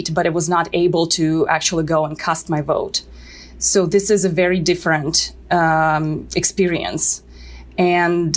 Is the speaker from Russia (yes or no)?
yes; Severodvinsk, Arkhangelsk Oblast, Russia; moved away as an adult; now in Boston, United States; I'm originally from Severodvinsk, which is in the north of Russia, the Arkhangelsk region